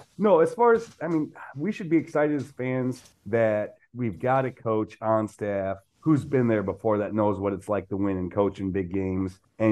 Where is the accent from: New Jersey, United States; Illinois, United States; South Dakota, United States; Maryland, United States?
South Dakota, United States; I'm from South Dakota and all my friends are Vikings fans